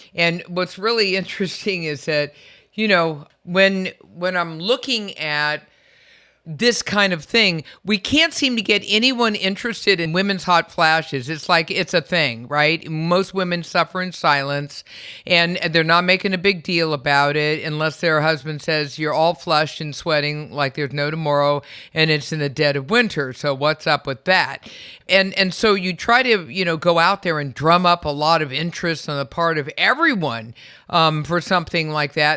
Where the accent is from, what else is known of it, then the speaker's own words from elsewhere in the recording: California, United States; I was born and raised in in California